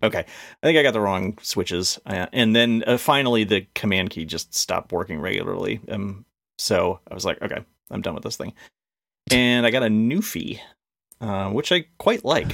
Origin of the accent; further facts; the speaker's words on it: Connecticut, United States; I grew up in Connecticut.